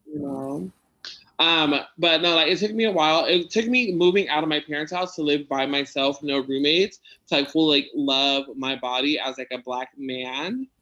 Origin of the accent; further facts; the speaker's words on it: San Diego, California, United States; I grew up in Logan, so I know like Spanish